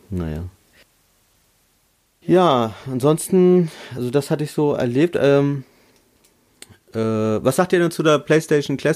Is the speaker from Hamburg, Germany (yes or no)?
no; Lower Saxony, Germany; Berlin ist bei mir ja auch nicht um die Ecke, ich komme ja aus Niedersachsen